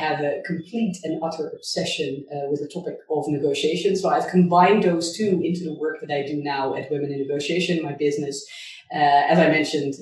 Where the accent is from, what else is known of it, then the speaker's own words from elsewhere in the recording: Netherlands; moved away as an adult; also born or lived in Hong Kong; I'm originally from Holland